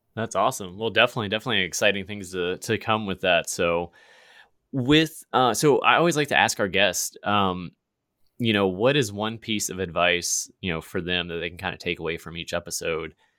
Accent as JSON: {"language": "English", "region": "Virginia", "country": "United States", "moved": "yes", "said": "my home state. I'm not there anymore"}